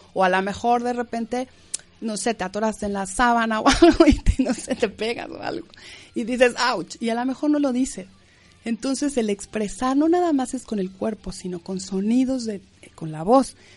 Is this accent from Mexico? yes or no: yes; Mexico; moved away; en México, yo soy mexicana, decimos eh, escuela, no cole, pero bueno, aquí dicen cole